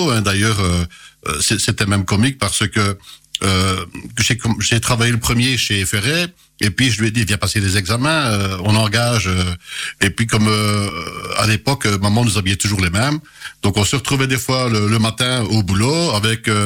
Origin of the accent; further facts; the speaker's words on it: Pironchamps, Wallonia, Belgium; born there; je suis né à Pironchamp, ou euh, le petit, petit, la petite commune dont mes parents sont originaires